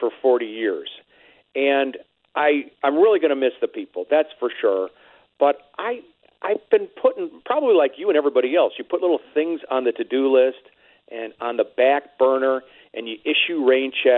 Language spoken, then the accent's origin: English; Cleveland, Ohio, United States; now in St. Louis, United States; growing up in Cleveland